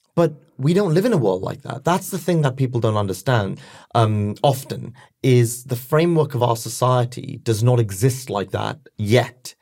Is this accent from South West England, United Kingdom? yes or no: no; London, United Kingdom; I was born and raised in London